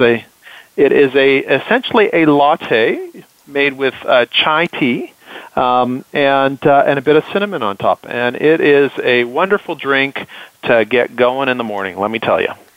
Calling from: Waterloo, Ontario, Canada; I am calling in from actually today, sunny uh, Waterloo, Ontario, Canada.

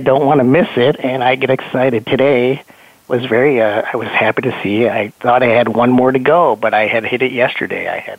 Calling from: Downers Grove, Illinois, United States; I am calling from Downers Grove, Illinois, outside of Chicago, in the SAP office.

